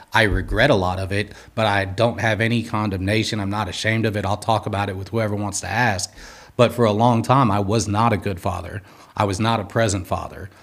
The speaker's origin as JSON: {"language": "English", "town": "Los Angeles", "region": "California", "country": "United States", "tie": "born or raised there", "said": "I'm from Los Angeles, California. Uh, grew up in Southern California, doing all the Southern California things"}